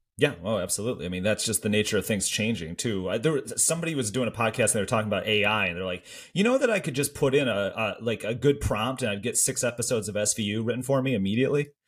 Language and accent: English; Michigan, United States; accent: Canada adjacent; I think I have a very Canada adjacent accent 'cause I grew up in Michigan, still live in Michigan